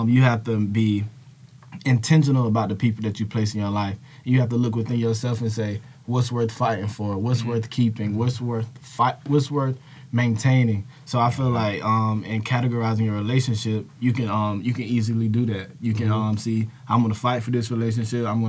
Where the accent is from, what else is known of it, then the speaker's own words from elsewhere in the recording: Thomson, Georgia, United States; I'm from Thompson, Georgia